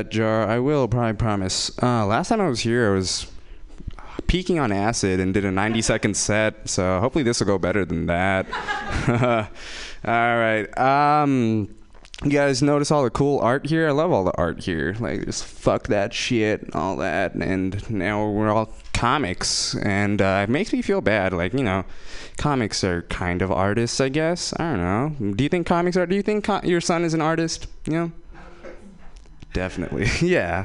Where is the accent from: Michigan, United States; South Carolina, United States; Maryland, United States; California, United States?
California, United States; Fremont; I'm from Fremont